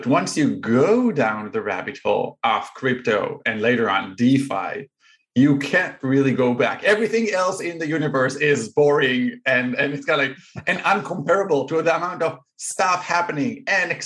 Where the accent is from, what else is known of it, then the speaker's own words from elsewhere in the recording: Israel; moved away as an adult; now in Chicago, United States; I'm originally from Israel